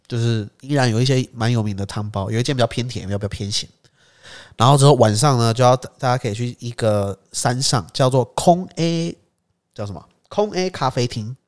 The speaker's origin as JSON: {"language": "Chinese", "town": "Taipei", "country": "Taiwan", "said": "我台北人呢"}